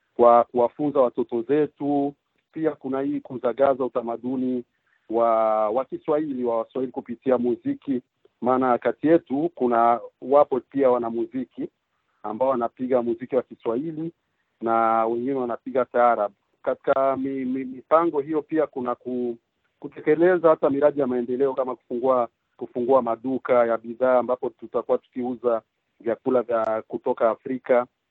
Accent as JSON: {"language": "Swahili", "country": "Burundi", "also_born_or_lived": "Quebec, Canada", "moved": "yes", "lives_now": "Canada", "said": "Mimi ni mtu kutoka Burundi ambapo sasa hivi naishi hapa Canada"}